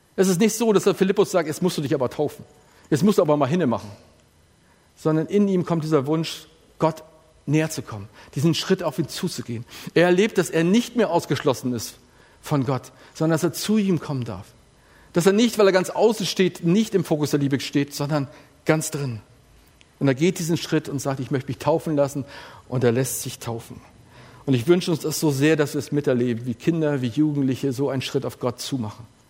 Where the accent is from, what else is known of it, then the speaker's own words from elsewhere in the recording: Elmshorn, Schleswig-Holstein, Germany; bei uns in der Gemeinschaft Elmshorn, wo ich groß geworden bin